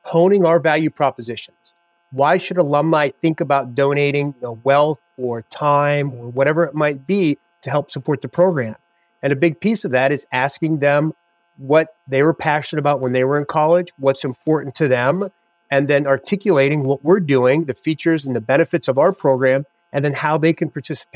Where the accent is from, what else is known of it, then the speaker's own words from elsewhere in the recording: Oil City, Pennsylvania, United States; moved away as an adult; also born or lived in Villanova, Pennsylvania / Connecticut / Kent State, Ohio / Clemson, South Carolina; now in Athens, Ohio, United States; I'm from Western PA. And my big goal was I didn't want to move back to Oil City